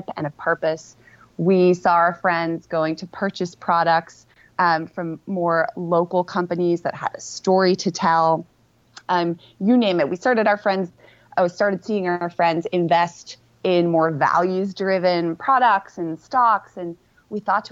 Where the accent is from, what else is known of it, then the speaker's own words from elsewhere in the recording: Amsterdam, North Holland, Netherlands; moved away; also born or lived in London, United Kingdom; I was actually born in London, UK, with my two siblings to two parents who were both originally Dutch. And so at age six, we moved back to Amsterdam when my dad took over the family business, which is an art gallery. So I grew up in the Netherlands